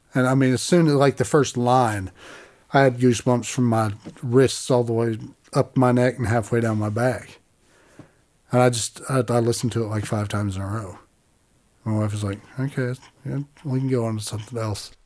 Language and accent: English; Appalachia, United States; I'm from Appalachia.